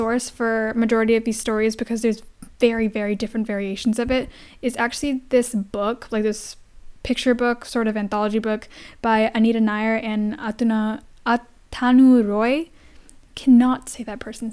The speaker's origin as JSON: {"language": "English", "country": "India", "said": "I am Indian, and that's something I grew up with."}